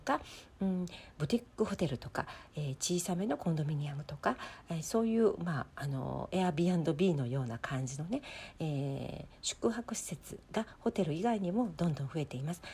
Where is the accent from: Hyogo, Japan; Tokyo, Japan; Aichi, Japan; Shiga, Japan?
Hyogo, Japan; Kobe; moved away as an adult; now in South Korea; 私も日本の故郷を生まれ育った、え町、え私は神戸なんで